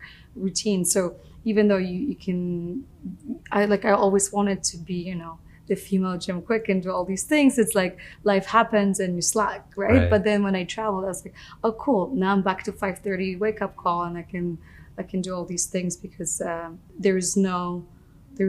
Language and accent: English; Poland; moved away; I grew up in Poland.